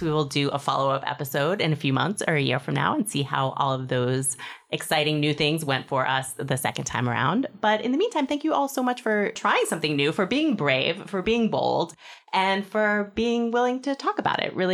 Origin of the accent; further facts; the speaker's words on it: Singapore; also born or lived in Hong Kong; I'm from Singapore and Hong Kong.